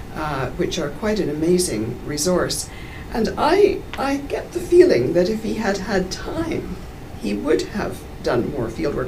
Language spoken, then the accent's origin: English; Canada; accent: Canadian; you can probably tell from my accent that I'm uh, uh, Canadian